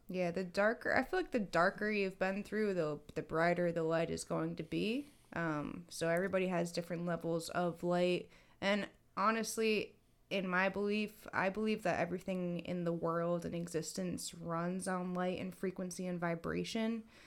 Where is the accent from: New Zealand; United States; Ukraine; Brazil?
United States; Massachusetts; I was born in Mass